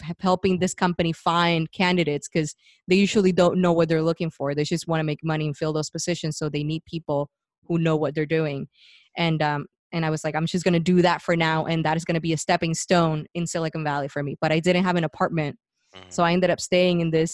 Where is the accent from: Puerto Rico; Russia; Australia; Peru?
Puerto Rico; moved away as an adult; So I was born and raised in Puerto Rico, and was going to school